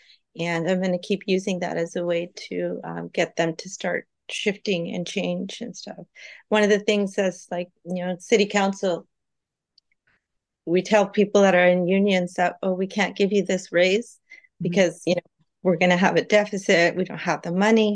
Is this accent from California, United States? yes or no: yes; San Jose, California, United States; I grew up in San Jose. And I worked in downtown San Jose as a child at a convenience store